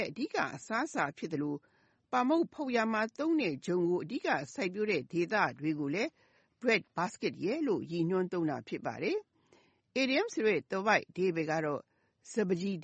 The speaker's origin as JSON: {"language": "Burmese", "country": "Myanmar"}